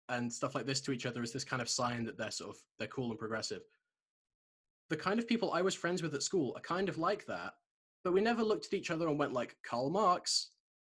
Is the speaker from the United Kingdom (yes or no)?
yes; Shropshire, West Midlands, United Kingdom; I grew up in Shropshire, so it's a very sort of conservative place.